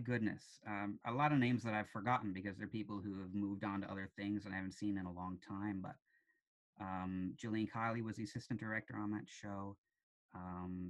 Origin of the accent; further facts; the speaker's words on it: St. John's, Newfoundland and Labrador, Canada; also born or lived in Kilbride / Shea Heights / Topsail Road; I grew up in Goulds via Kilbride, via Shea Heights, via Topsail Road originally.